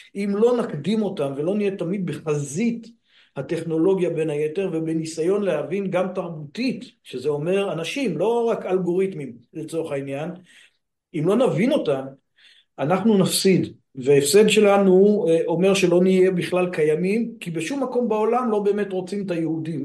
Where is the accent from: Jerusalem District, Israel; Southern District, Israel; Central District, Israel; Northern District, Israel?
Northern District, Israel; Afikim; אני גדלתי בקיבוץ, קיבוץ אפיקים בעמק הירדן